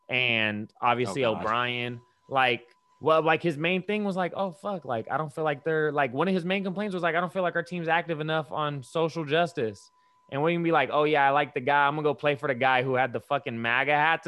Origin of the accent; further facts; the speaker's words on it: Brazil; English is a second language; I'm from Brazil anyway.